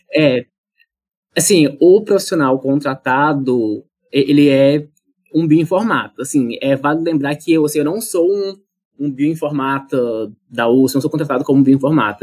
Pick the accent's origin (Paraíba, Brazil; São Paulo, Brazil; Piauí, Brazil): Piauí, Brazil; Monte Alegre do Piauí; also born or lived in Goiás / Ribeirão Preto; now in New Haven, United States; Eu sou natural do estado do Piauí